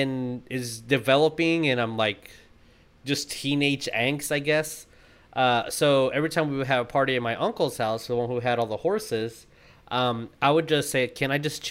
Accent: Texas, United States; we're from Texas

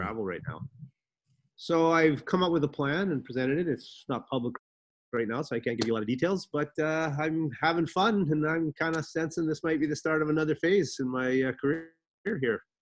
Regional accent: Canada; moved away as an adult; also born or lived in Antigua; now in Antigua and Barbuda; I used to watch a lot of sports growing up in Canada.

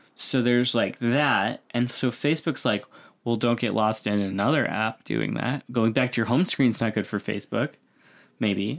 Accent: near Buffalo, New York, United States; moved away; I grew up near Buffalo, so we had, like, snow

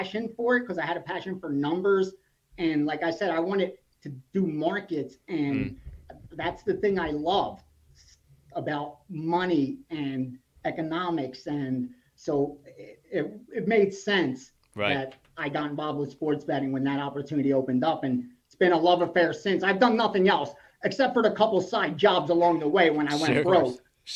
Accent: Philadelphia, Pennsylvania, United States; I grew up in Philadelphia and then right outside of Philadelphia

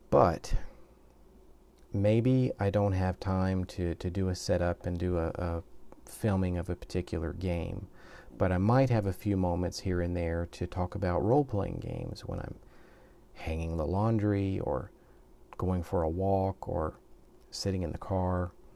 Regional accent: the South, United States; moved away as an adult; now in Japan; I'm originally from the United States. I'm a southern boy

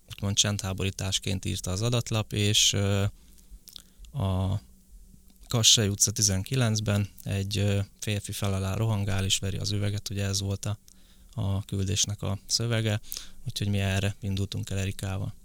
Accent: Borsod-Abaúj-Zemplén, Hungary; now in Budapest, Hungary; én eredetileg Borsod megyei vagyok, úgyhogy onnan kerültem fel Pestre.

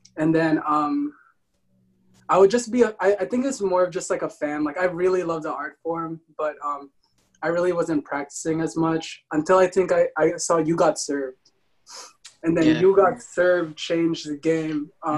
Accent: Mesquite, Texas, United States; born there; Yeah, I was born in Mesquite, so I was born in Mesquite. Did you not know this?

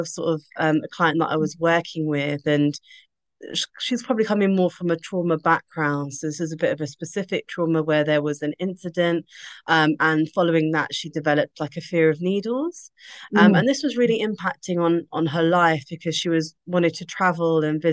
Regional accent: United Kingdom; as a British Asian female

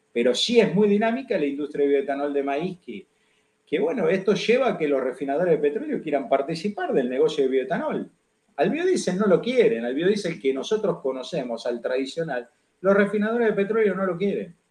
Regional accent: Argentina

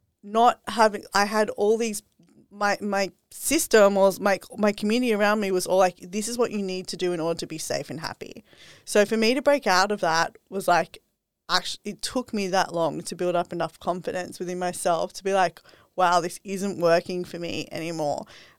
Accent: Sydney, New South Wales, Australia; moved away as an adult; now in Gold Coast, Australia; I was brought up in Sydney and I was living full corporate life. This is also like part of my journey. And I decided to quit corporate last year. Now I'm living up here in the Gold Coast.

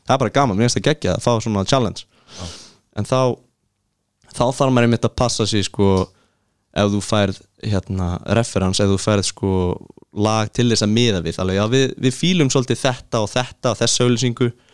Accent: Iceland; ég kem frá Íslandi

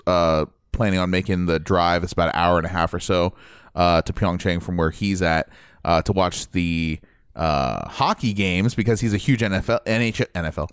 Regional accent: Ohio, United States; moved away; I was from Ohio

